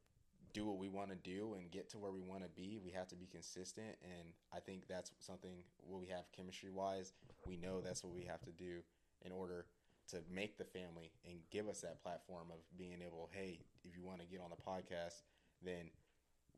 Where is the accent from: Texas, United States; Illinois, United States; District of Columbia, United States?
Texas, United States; Austin; also born or lived in Colorado; from Austin, Texas.